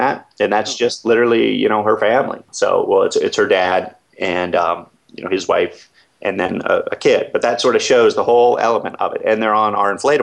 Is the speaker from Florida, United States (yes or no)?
no; Seattle, Washington, United States; moved away; I come from Seattle